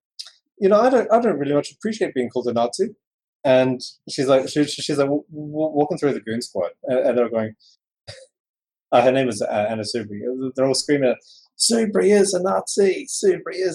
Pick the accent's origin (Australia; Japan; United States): Australia; As an Australian